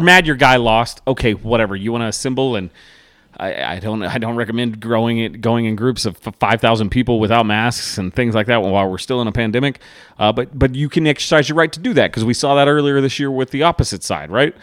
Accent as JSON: {"language": "English", "country": "United States", "said": "As an American"}